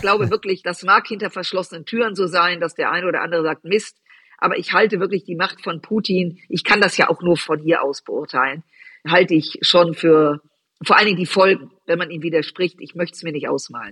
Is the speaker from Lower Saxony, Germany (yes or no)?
no; Düsseldorf, North Rhine-Westphalia, Germany; ich bin in Düsseldorf groß geworden, aufgewachsen